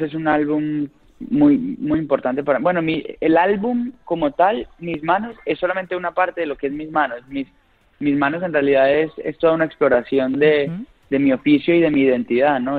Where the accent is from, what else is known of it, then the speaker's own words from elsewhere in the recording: Colombia; como colombiano